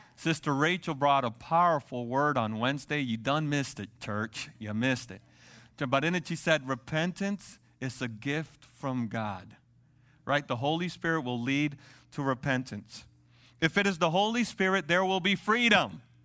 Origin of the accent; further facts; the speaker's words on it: Dominican Republic; moved away; i'm from dominican republic